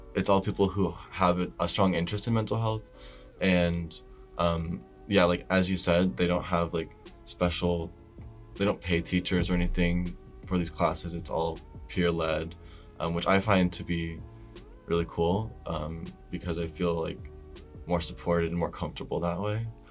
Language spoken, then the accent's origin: English; Omaha, Nebraska, United States; moved away as an adult; now in Boston, United States; I'm from Nebraska, originally, which is like middle of the United States. And I'm from like a decent sized city. It's called Omaha